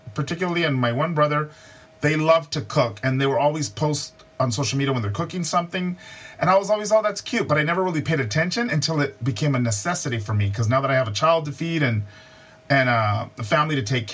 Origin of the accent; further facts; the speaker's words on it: Hacienda Heights, California, United States; I grew up in Hacienda Heights is very much it's not even an incorporated city. It's just a suburb of of a bigger area, and it's in the San Gabriel Valley, which is about 20 something miles outside of downtown